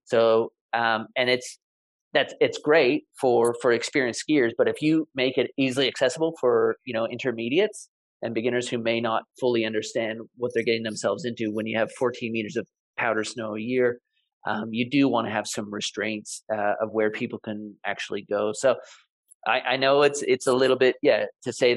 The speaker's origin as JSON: {"language": "English", "country": "Canada", "moved": "yes", "lives_now": "Niseko, Japan", "said": "I'm originally from Canada"}